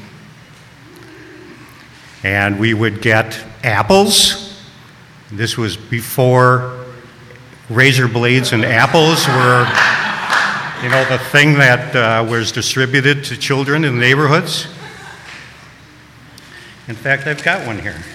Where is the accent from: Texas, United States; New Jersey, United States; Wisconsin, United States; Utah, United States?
Wisconsin, United States; Milwaukee; I was brought up in Milwaukee